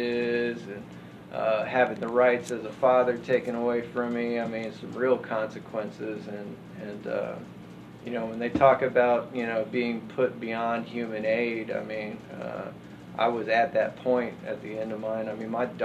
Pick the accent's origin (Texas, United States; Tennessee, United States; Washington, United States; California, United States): Texas, United States; Austin; I'm born and raised in Austin for 34 years